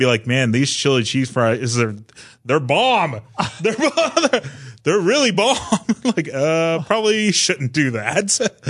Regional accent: Fresno, California, United States; now in San Francisco Bay Area, United States; Well, I grew up in Central California, so like Fresno.

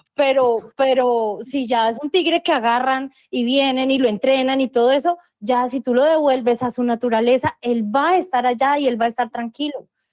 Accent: Colombia; Yo sigo, sigo siendo colombiana y seguiré siendo colombiana

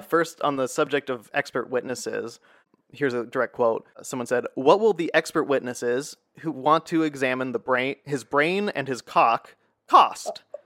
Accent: United States; also born or lived in Essen, Germany; as an American

